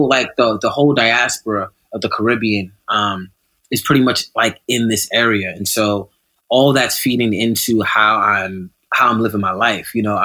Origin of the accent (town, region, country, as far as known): New York City, New York, United States; born or raised there